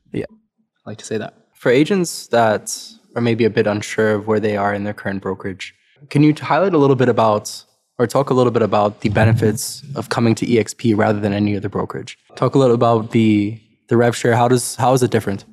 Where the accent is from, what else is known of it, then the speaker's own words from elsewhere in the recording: South Africa; now in Canada; I'm, I'm from South Africa originally